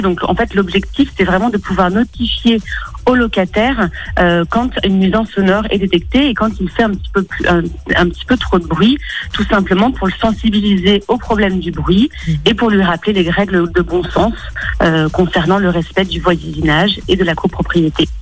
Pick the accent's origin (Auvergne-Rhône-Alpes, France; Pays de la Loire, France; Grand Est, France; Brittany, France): Auvergne-Rhône-Alpes, France; Lyon; je suis lyonnaise